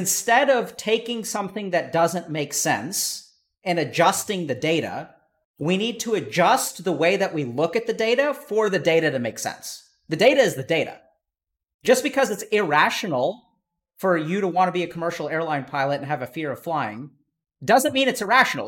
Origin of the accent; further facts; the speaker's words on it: East Texas, United States; I grew up in East Texas where, you know, there were a lot of racist people